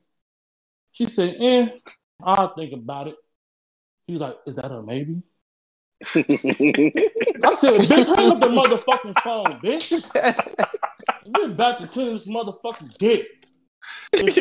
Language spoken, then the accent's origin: English; Chicago, Illinois, United States; I'm from Chirac